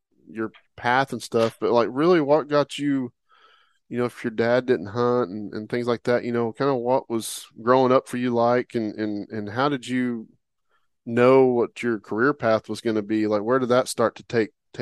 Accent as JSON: {"language": "English", "region": "Oklahoma", "country": "United States", "moved": "yes", "said": "That's where I'm from originally"}